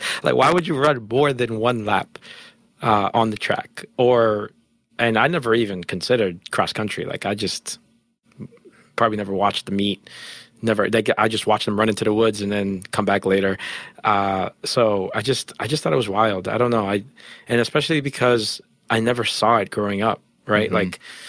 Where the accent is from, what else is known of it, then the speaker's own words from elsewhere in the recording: Jamaica; we're Jamaican track stars that came from Jamaica.